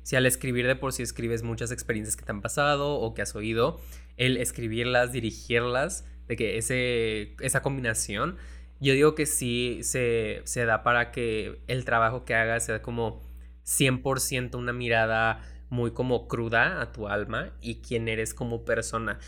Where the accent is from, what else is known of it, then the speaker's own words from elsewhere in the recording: Mexico; como mexicanos